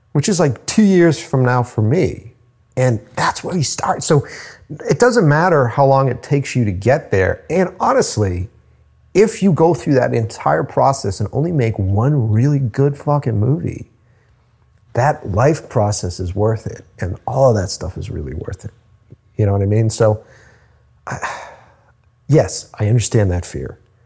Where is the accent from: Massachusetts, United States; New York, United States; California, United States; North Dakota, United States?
Massachusetts, United States; Cape Cod; moved away as an adult; now in Boston, United States; at the time I was living on Cape Cod